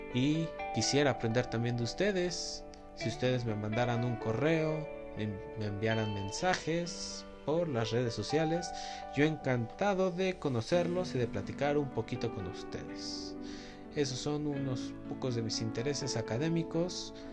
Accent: State of Mexico, Mexico; soy del Estado de México

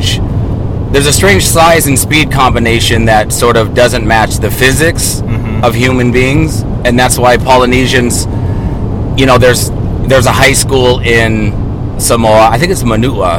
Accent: McCleary, Washington, United States; I was born in a little town in the Northwest in Washington State, and it was called McClary, Washington

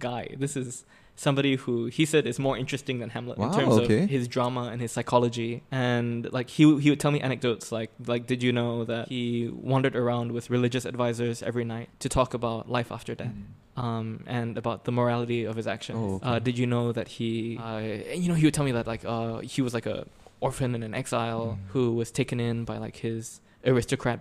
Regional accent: Singapore; I was from Singapore

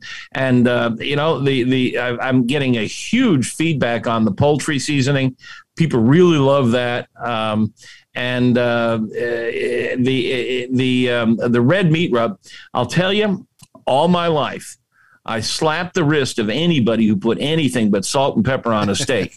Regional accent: Central Florida, United States; moved away; I was raised in Central Florida

